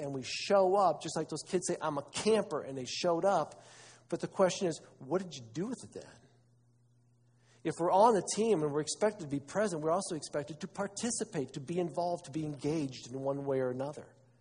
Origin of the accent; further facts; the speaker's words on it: Wauseon, Ohio, United States; I'm from Northwest Ohio, Wauseon